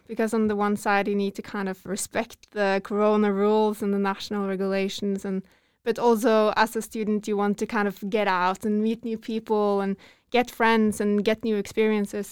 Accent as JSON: {"language": "English", "country": "Norway", "tie": "born or raised there", "said": "I'm from Norway. Growing up here"}